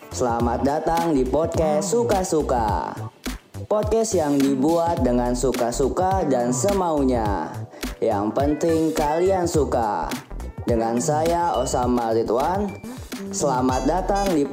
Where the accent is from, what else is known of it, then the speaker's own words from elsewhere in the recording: Lampung, Indonesia; ini disclaimer dulu kalau aku tuh asalnya dari Lampung